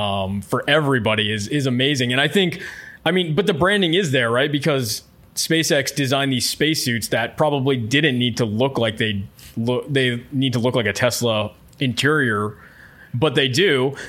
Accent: Florida, United States; I grew up in Florida on the Space Coast, so very familiar with all the space programs throughout the 80s and 90s, and even when they sort of cut it in the 2000s.

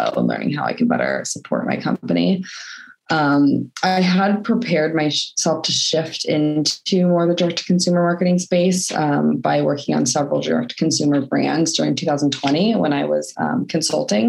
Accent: Portland, Oregon, United States; moved away as an adult; also born or lived in San Diego, California; now in Scotland, United Kingdom; I am originally from Portland, Oregon, moved to San Diego to go to university, and then I stayed there for about 10 years.

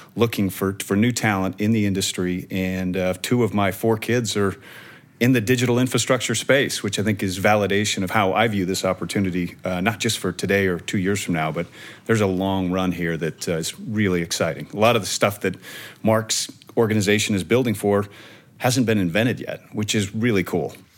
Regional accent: Omaha, Nebraska, United States; my hometown of Omaha, Nebraska

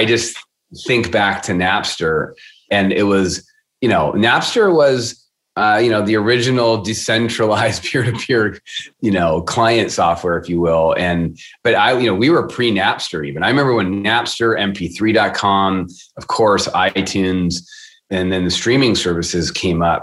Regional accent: Seattle, Washington, United States; I am born and raised in Seattle

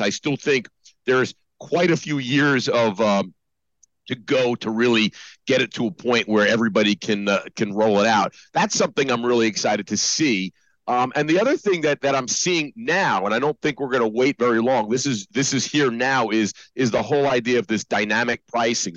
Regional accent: New Jersey, United States; moved away; also born or lived in New York; I was born in Jersey

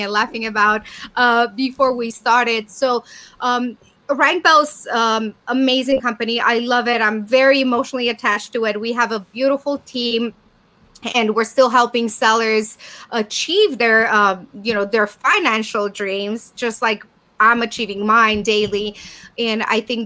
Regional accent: Romania; moved away as an adult; now in United States; my home country in Bucharest, in Romania.

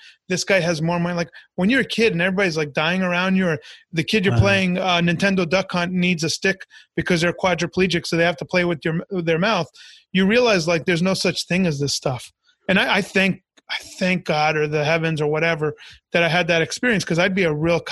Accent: Long Island, New York, United States; also born or lived in Orlando, Florida; now in Tampa, United States; I'm an immigrant kid. I was born in New York. My parents are immigrants. So we're in the suburbs of Long Island.

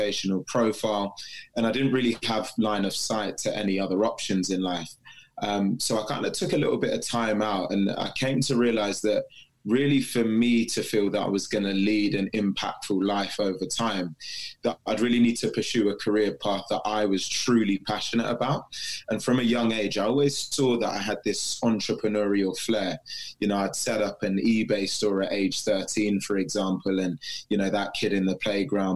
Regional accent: United Kingdom; Born and bred in the UK

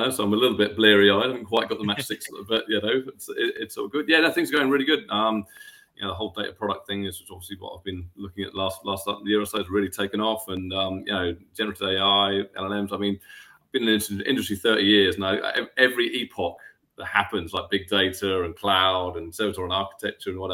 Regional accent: England, United Kingdom; I'm from England

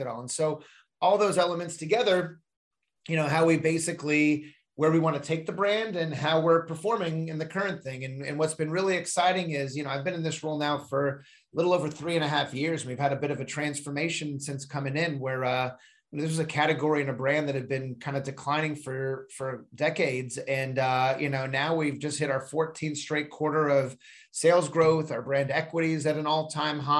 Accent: Seal Beach, California, United States; I grew up in North Orange County in a town called Seal Beach

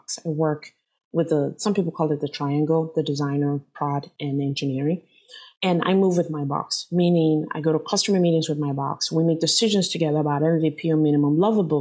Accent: Nigeria; now in San Jose, United States; I'm Nigerian

